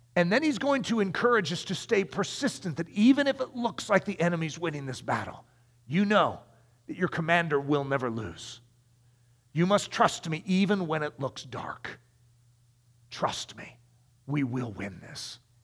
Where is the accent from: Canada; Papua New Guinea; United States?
United States; as an American